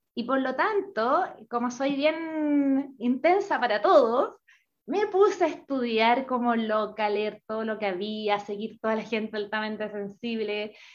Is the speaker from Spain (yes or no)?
no; Chile; now in Paraguay; soy chilena, pero soy una chilena bien nómada